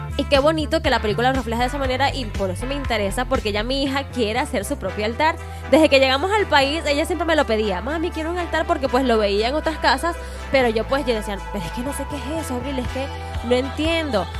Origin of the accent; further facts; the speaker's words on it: Venezuela; now in Mexico; en mi país, pues es música llanera o gaita, que es en Maracaibo